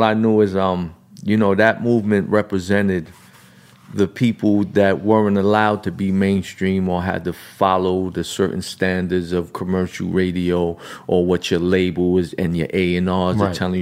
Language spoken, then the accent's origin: English; New York City, New York, United States; I grew up in Brownsville in a projects